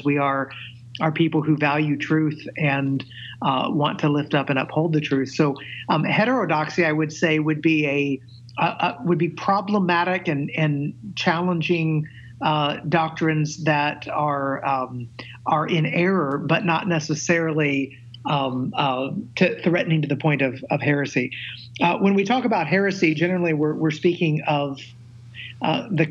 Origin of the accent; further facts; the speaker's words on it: Middle Tennessee, United States; I grew up in Middle Tennessee in a very devout Christian family